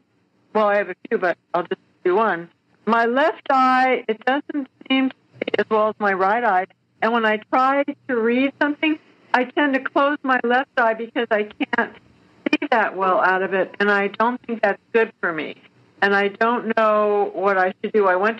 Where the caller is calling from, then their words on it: Atascadero, California, United States; I'm calling from Atascadero, California, which is on the central coast of California.